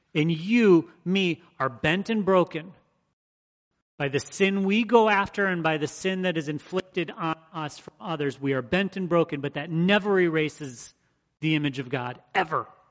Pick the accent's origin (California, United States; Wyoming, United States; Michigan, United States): Michigan, United States; the people I grew up around in Michigan